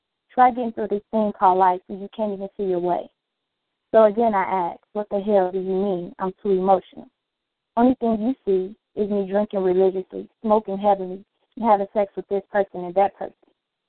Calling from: Chicago, Illinois, United States

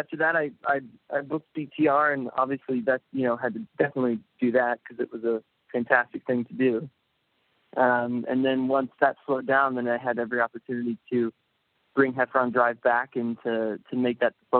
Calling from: Los Angeles, California, United States; I'm calling from L.A.

